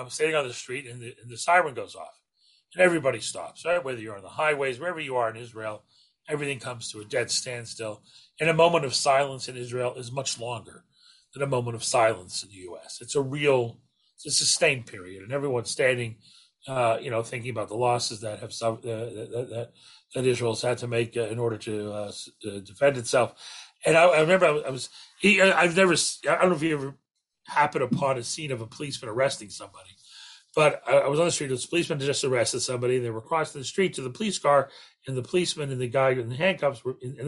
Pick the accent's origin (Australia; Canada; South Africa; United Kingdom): Canada